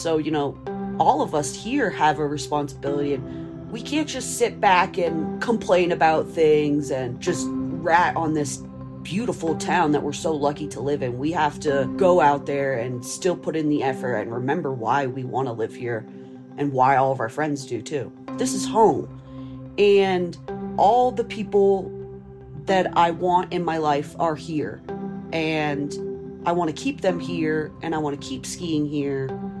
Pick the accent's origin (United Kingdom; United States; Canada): United States; Aspen, Colorado; I am 30 years old. And I was born in Aspen, and I still currently reside in Aspen. We're always going to be this ski town, this little oasis.